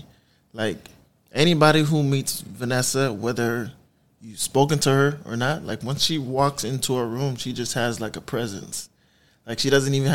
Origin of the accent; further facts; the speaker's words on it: Miami, Florida, United States; I'm from the city, born and raised in Miami